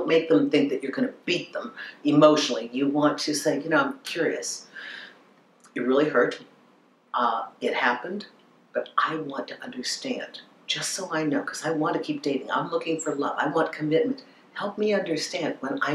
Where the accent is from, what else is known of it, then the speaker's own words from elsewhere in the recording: Minnesota, United States; I grew up in Minnesota